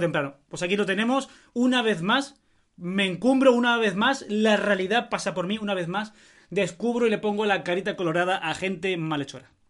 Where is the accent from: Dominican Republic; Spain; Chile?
Spain; yo soy español